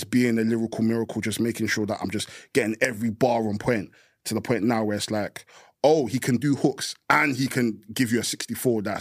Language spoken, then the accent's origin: English; East of England, United Kingdom; growing up in Essex, growing being Nigerian. You know the back and forth moves from America and the UK.